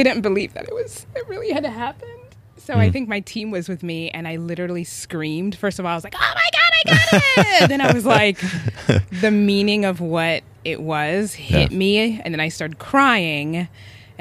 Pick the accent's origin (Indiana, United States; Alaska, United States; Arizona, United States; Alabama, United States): Alabama, United States; Birmingham; also born or lived in Uganda; I was born in Uganda, moved to Birmingham, Alabama